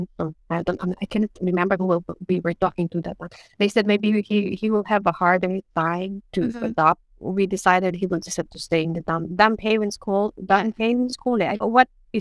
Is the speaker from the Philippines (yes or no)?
yes; Philippines; first language Ilocano; English is a second language; moved away as an adult; now in Denmark